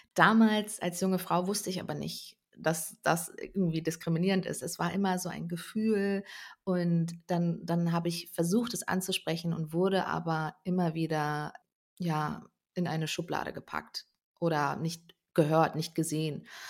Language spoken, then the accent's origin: German; North Rhine-Westphalia, Germany; ich komme ursprünglich aus Ostwestfalen